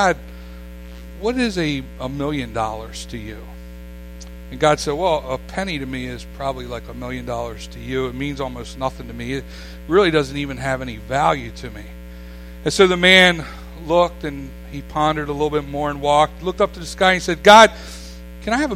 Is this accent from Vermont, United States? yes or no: no; Staten Island, New York, United States; as a boy, I grew up here. I grew up on Ken Island all my life. I consider myself a Ken Islander, not a New Yorker.